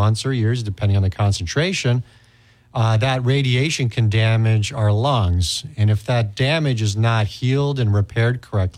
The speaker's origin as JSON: {"language": "English", "region": "Istanbul", "country": "Turkey", "tie": "born or raised there", "moved": "as an adult", "lives_now": "United States", "said": "I actually grew up overseas myself. I grew up in Istanbul, Turkey, and then I came here for college. I went to college in St. Paul and McAllister, and then undergraduate school at the U of M."}